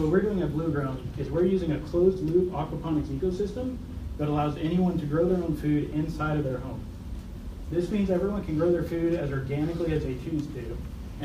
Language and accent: English; Ocala, Florida, United States; we're both from Ocala